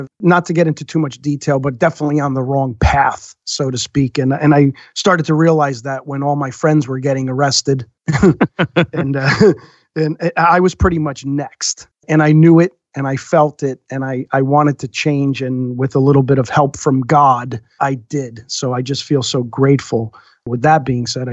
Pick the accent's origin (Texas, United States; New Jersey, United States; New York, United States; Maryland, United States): New Jersey, United States; I grew up in North Jersey, not the worst place in the world to be raised